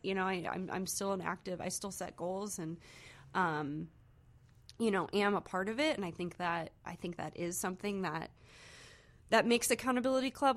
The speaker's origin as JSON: {"language": "English", "town": "Saint Charles", "region": "Missouri", "country": "United States", "tie": "born or raised there", "also_born_or_lived": "Cape Girardeau, Missouri", "said": "Saint Charles, Missouri"}